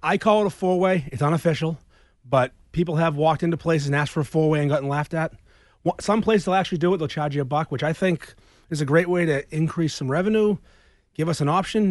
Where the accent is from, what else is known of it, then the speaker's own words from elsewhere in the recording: Peabody, Massachusetts, United States; now in Danvers, United States; I grew up in Peabody, near Landon C, and I live in Danvers now near Supremes